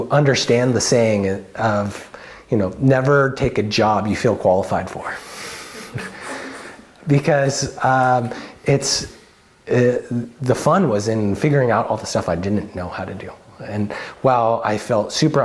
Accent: Salem, Oregon, United States; moved away as an adult; also born or lived in Occidental, California; I grew up in South Salem in the suburbs

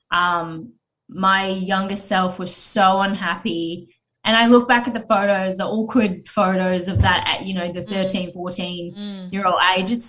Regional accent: Gold Coast, Queensland, Australia; I grew up here on the Gold Coast and I was, you know, I went to All Saints Anglican School.

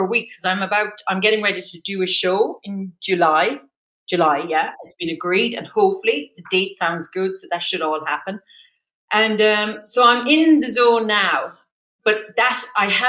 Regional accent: Ireland; because I'm Irish.

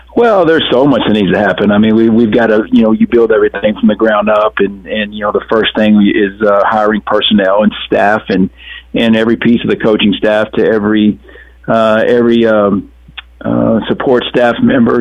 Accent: South Texas, United States; also born or lived in Alabama; growing up around South Texas

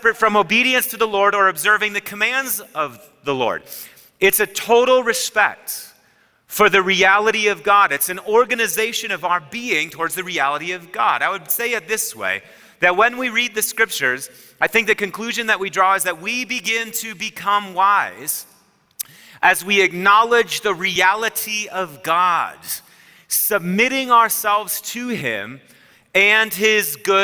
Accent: Wisconsin, United States; I'm from Wisconsin

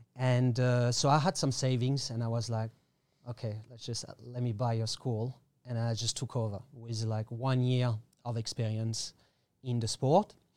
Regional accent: Paris, Île-de-France, France; English is a second language; moved away as an adult; also born or lived in Australia / Thailand; now in Koh Tao, Thailand; I was born in Paris

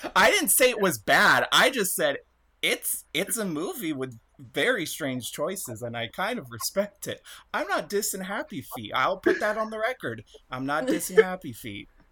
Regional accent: United States; being an American child

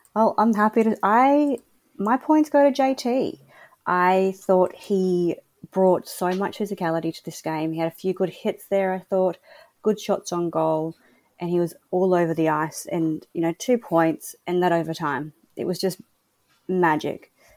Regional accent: Australia; I'm an Aussie

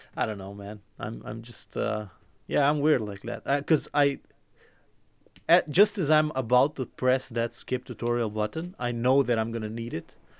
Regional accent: Croatia; I'm from Croatia

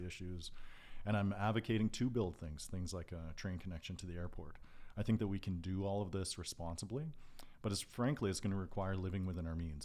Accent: Calgary, Alberta, Canada; I grew up in East Calgary, in Dover, Forest Lawn

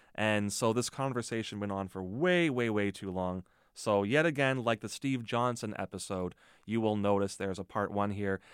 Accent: Mississauga, Ontario, Canada; moved away as an adult; also born or lived in Hamilton / Toronto; now in Thunder Bay, Canada; I grew up near Port Credit

